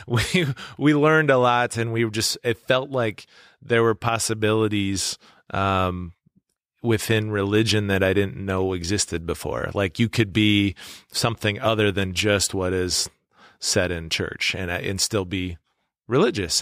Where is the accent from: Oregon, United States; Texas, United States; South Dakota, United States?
South Dakota, United States; Webster; now in Yankton, United States; my hometown of Webster